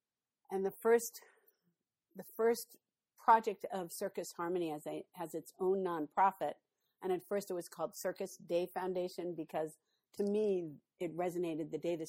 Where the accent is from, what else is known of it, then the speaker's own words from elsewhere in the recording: New York City, New York, United States; moved away as an adult; now in St. Louis, United States; So I'm from New York City, but I moved to St. Louis.